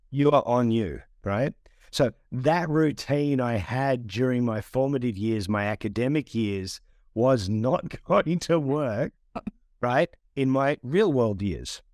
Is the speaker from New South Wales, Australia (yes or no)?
yes; Sydney, New South Wales, Australia; I'm Australian.